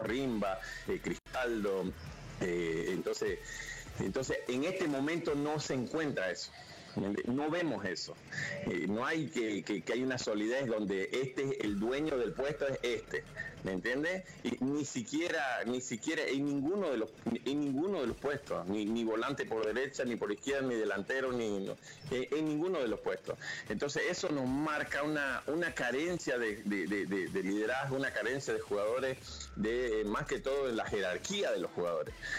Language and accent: Spanish; Bolivia; nosotros como bolivianos